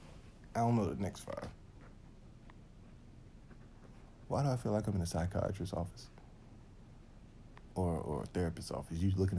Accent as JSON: {"language": "English", "country": "United States", "said": "I'm American."}